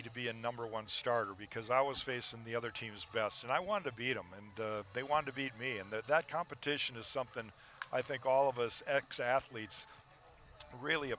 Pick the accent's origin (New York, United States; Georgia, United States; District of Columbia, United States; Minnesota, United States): Minnesota, United States; as a young kid, growing up in Minnesota, being a Twins fan